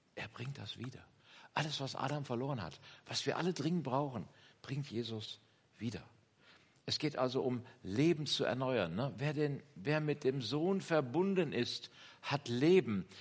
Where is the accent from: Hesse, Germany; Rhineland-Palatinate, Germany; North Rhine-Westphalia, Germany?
Hesse, Germany; Kassel district, Northern; moved away; komme aus dem, aus Nordhessen, aus dem, äh, Bezirk Kassel. Wer das etwas genauer kennt, Eschwege, Bad Soden-Allendorf, Witzenhausen ist meine Heimat. Kleines Dorf